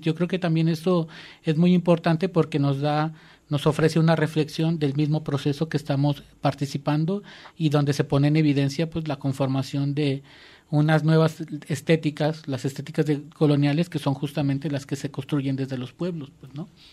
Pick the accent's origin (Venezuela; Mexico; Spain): Mexico; como mexicanos